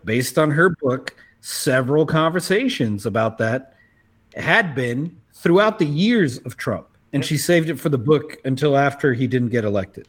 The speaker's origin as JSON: {"language": "English", "country": "South Africa", "said": "as a South African"}